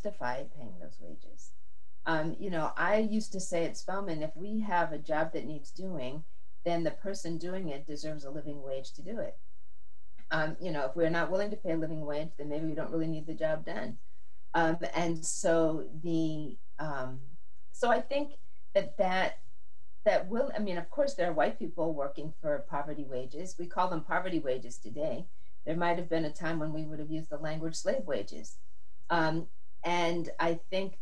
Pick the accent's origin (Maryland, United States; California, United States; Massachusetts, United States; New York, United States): Massachusetts, United States; I grew up in Massachusetts where the public schools are quite good